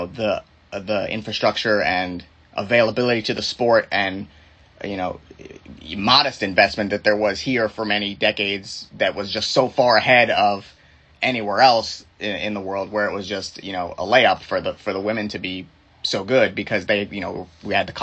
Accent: Fort Lauderdale, Florida, United States; growing up in South Florida

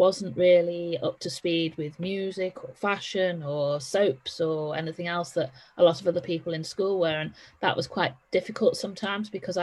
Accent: Liverpool, North West England, United Kingdom; also born or lived in Essex / Chester; I was born and grew up in Liverpool.

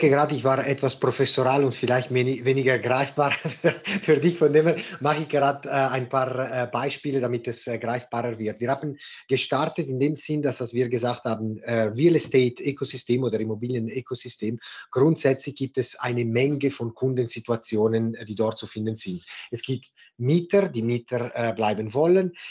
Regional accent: Ticino, Switzerland; born there; German is a second language; moved away as an adult; nicht gebürtige Deutschschweizer, äh, sondern in Tessin geboren und danach für das Studium in die Deutschschweiz gekommen

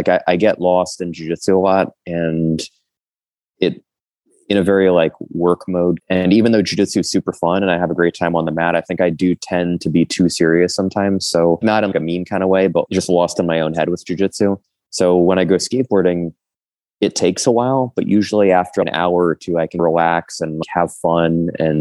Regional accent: New Jersey, United States; moved away as an adult; also born or lived in Manhattan, New York / Brooklyn, New York / Philadelphia, Pennsylvania; I was born in Manhattan, lived in Brooklyn until I was about 9. And then I moved to New Jersey from 9 until I was 17

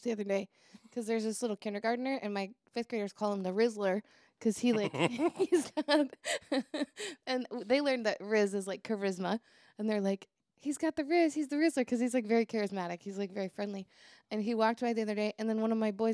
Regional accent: Tacoma, Washington, United States; we're from Tacoma

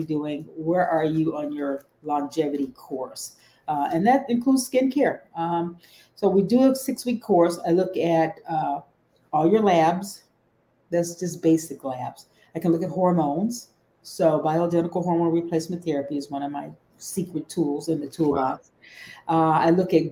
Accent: Detroit, Michigan, United States; also born or lived in Houston; I'm from Detroit, and I started out undergraduate school

